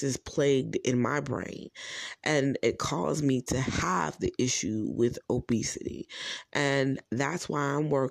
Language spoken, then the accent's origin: English; New Jersey, United States; I am from New Jersey.